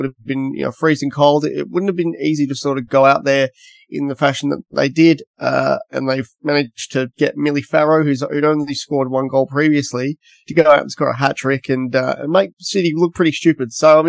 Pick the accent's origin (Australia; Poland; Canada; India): Australia; Western Australia; being Western Australian